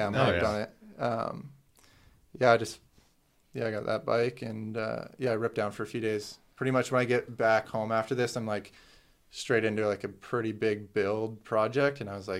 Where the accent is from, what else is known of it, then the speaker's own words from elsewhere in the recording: Canada; because I was Canadian.